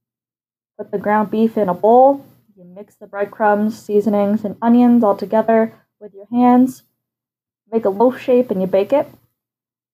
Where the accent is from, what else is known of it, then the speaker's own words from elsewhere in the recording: Midwest, United States; I am from the Midwest.